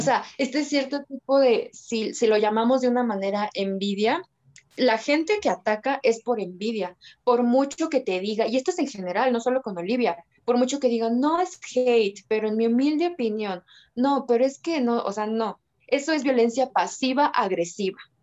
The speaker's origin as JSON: {"language": "Spanish", "country": "Mexico", "also_born_or_lived": "Mexico City", "said": "Vivo en la Ciudad de México, soy mexicana"}